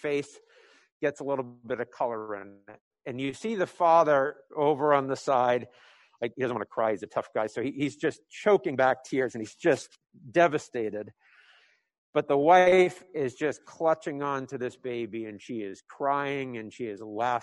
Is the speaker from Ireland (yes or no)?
no; New England, United States; I'm from New England